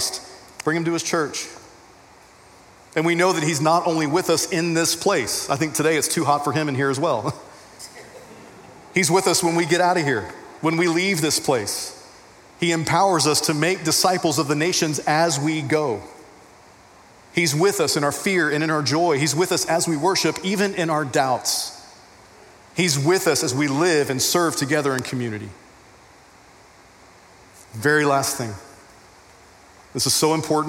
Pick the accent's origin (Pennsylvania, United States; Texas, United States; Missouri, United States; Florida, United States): Texas, United States; I'm a Texan